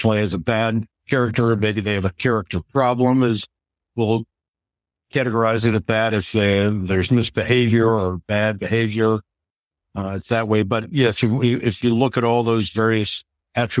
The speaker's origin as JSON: {"language": "English", "town": "Phoenix", "region": "Arizona", "country": "United States", "tie": "born or raised there", "also_born_or_lived": "Indiana / San Francisco / Chapel Hill", "moved": "as an adult", "lives_now": "Washington, D.C., United States", "said": "growing up in Phoenix back in the 1970s."}